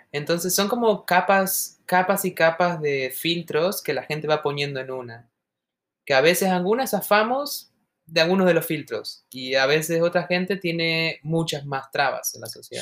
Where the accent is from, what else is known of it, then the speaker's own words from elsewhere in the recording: Argentina; now in United States; esas argentinas como nosotras